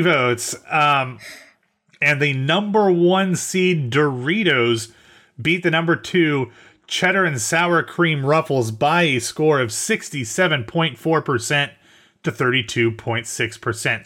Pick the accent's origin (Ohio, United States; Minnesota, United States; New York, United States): Ohio, United States; Central; now in the South, United States; we are both from Central Ohio, um, but no longer live there, I am in the South